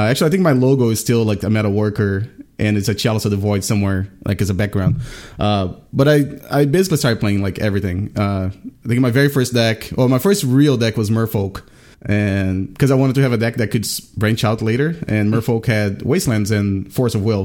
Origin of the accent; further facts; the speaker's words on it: Brazil; now in Richmond, United States; I'm from Brazil, but I've been living in Richmond, Virginia for the past twenty years.